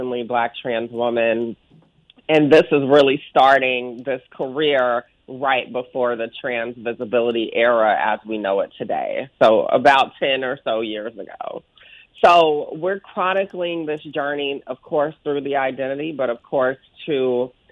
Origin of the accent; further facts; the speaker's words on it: Augusta, Georgia, United States; accent: Southern; my hometown of Augusta, Georgia